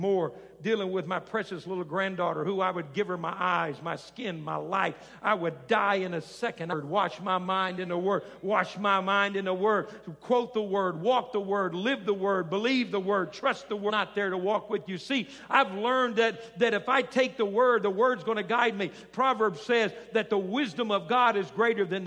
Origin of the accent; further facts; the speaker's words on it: South Arkansas, United States; I grew up down in South Arkansas, and we're not far from Cajun land.